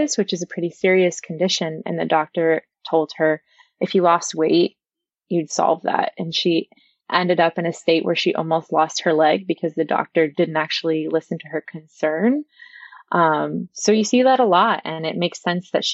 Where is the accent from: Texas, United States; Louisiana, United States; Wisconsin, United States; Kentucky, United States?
Texas, United States; I'm from Texas